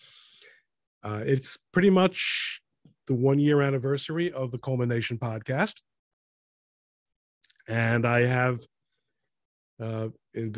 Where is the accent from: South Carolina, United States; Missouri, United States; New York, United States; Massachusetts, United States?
New York, United States; moved away; I'm originally from New York. I lived in Queens